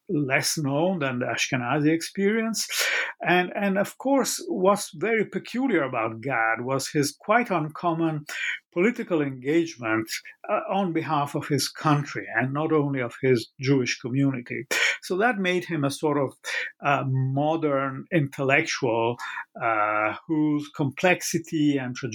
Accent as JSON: {"language": "English", "country": "Italy", "tie": "born or raised there", "said": "I grew up in Italy"}